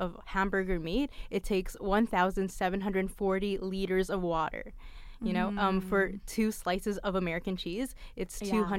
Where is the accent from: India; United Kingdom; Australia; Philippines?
Philippines; I'm Filipino